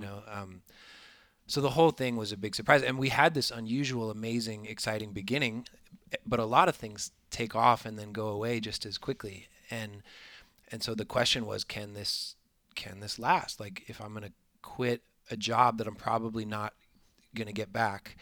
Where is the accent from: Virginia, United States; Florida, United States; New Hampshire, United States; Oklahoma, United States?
Florida, United States; I am from Florida